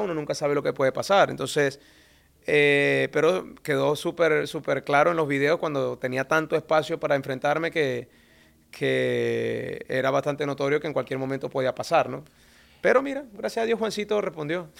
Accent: Venezuela; moved away; nosotros como venezolanos

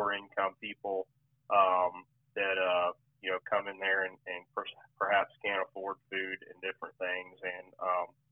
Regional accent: Venus, Florida, United States; I'm from Venus, Florida, which is in the southern part of Highlands County

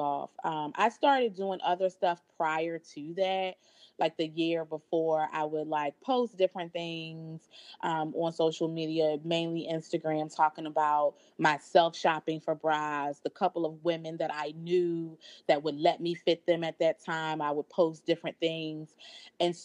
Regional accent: Philadelphia, Pennsylvania, United States; also born or lived in New York; moved back to my hometown of Philadelphia

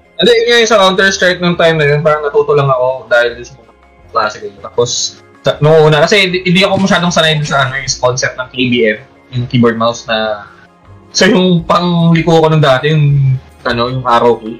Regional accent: Valenzuela, Metro Manila, Philippines; dito sa sa amin sa ano sa Valenzuela

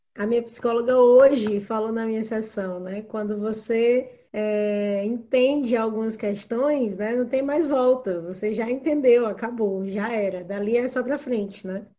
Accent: Ceará, Brazil; eu sou do Ceará, nasci e fui criada aqui

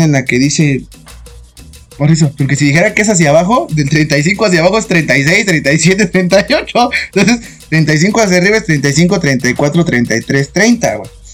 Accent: Mexico; somos mexicanos

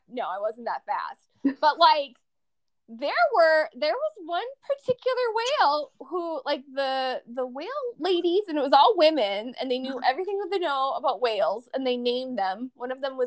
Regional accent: Minnesota, United States; we're from Minnesota

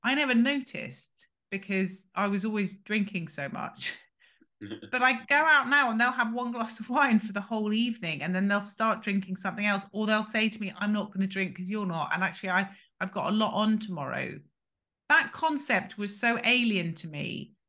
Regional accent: England, United Kingdom; born there; So I am 21 and I was born in England.

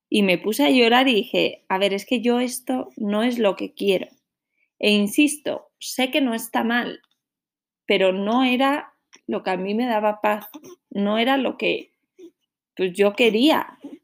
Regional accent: Santander, Cantabria, Spain; moved away; Yo soy de Santander, que es una ciudad pequeñita en la costa norte de España

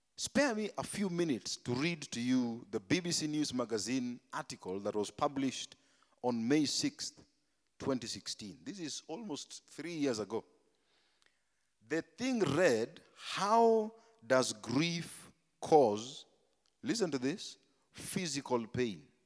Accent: Tigoni, Kiambu County, Kenya; Me, I came from Tigoni, bana. Me, I was in Tigoni

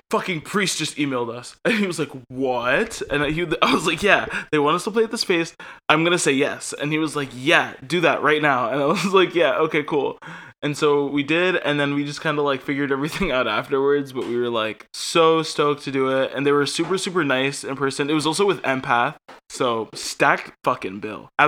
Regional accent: Connecticut, United States; Connecticut is my favorite town. My hometown is the state Connecticut.

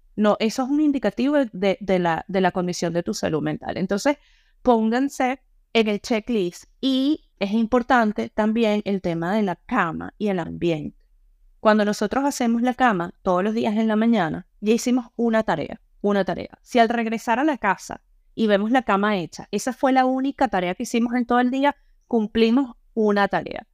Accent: Venezuela; also born or lived in Panama; now in Ireland; Nosotros en Venezuela

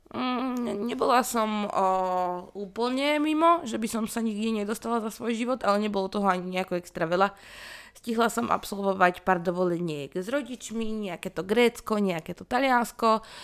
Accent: Rajecká Lesná, Žilina Region, Slovakia; pochádzam z Rajeckej lesnej a že Rajecké teplice sú pár kilometrov odtiaľ

